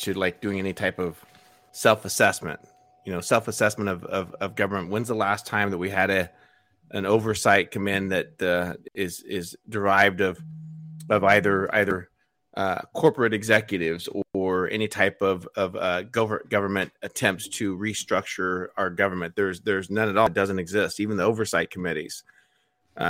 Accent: United States; I'm American

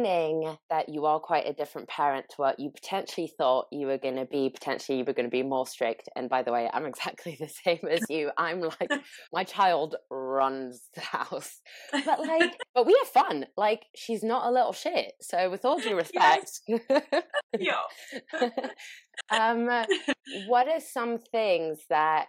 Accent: France; moved away; I'm from France originally, and my mom still lives in France

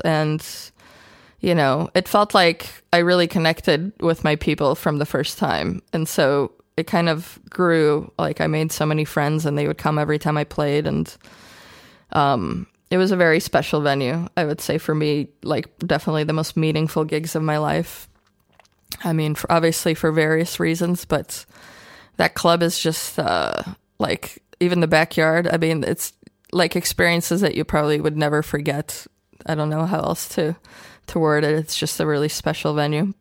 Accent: Chicago, Illinois, United States; born or raised there; English is a second language; moved away as an adult; also born or lived in Ukraine / Austria; now in Berlin, Germany

